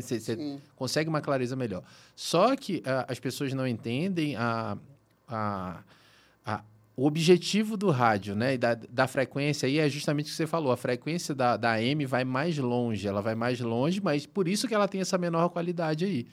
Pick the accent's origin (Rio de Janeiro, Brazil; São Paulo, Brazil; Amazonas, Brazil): Amazonas, Brazil; Manaus; moved away; eu sou do norte, né, pessoal? Eu sou de Manaus, então nasci em Manaus